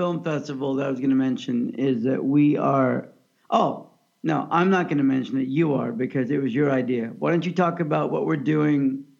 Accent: United States; I'm American.

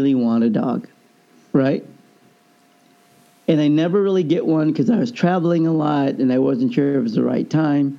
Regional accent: Overland Park, Kansas, United States; growing up in Overland Park, Kansas

